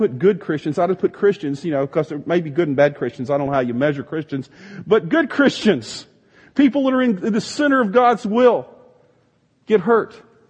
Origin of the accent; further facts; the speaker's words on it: the South, United States; Some of you think that that's cool because I came from the South